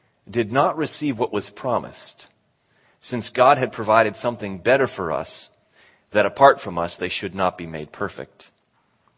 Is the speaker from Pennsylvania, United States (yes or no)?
yes; Western Pennsylvania, United States; moved away; I was from Pennsylvania, made it to the Western Pennsylvania semifinals